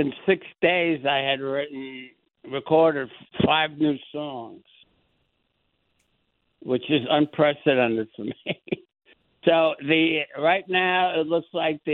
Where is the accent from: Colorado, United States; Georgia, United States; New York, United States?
New York, United States; New York City; I grew up with him in the Bronx.